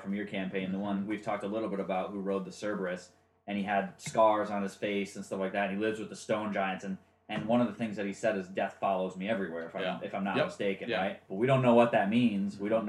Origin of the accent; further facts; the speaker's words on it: Michigan, United States; I mean, I'm from Michigan. I talk a certain way.